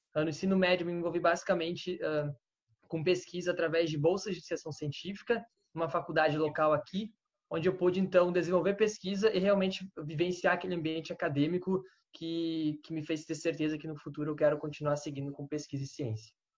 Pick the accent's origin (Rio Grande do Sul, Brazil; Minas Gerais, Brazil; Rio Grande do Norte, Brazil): Rio Grande do Sul, Brazil; Lajeado; eu sou do Rio Grande do Sul também, de Lajeado